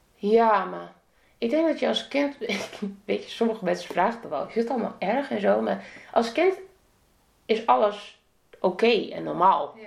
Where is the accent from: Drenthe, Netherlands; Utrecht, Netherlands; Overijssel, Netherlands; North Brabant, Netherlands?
Drenthe, Netherlands; Emmen; moved away as an adult; also born or lived in Assen; ik kwam uit Emmen